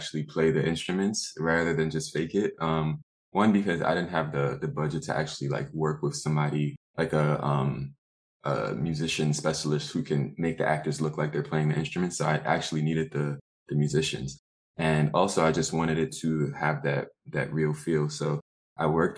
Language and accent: English; New York City, New York, United States; also born or lived in Jamaica, Queens; originally I'm from Rosedale, which is in Southeast Queens, and now I'm living in the Jamaica area.